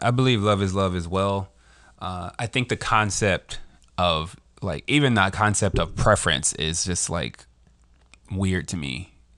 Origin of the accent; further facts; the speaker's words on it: Philadelphia, Pennsylvania, United States; I was born in the U.S. I was raised in West Philadelphia